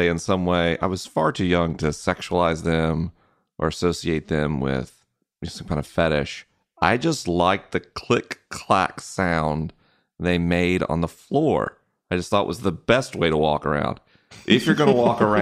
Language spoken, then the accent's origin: English; Florida, United States; growing up in the South